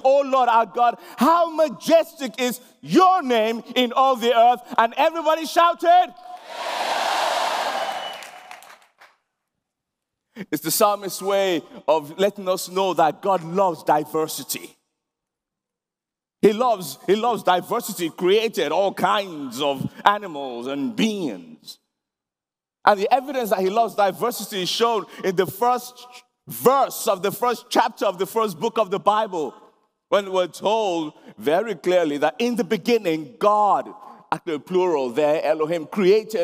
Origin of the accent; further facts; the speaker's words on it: Nigeria; now in London, United Kingdom; I'm a Nigerian, born in Nigeria, and then I've lived in London most of my life now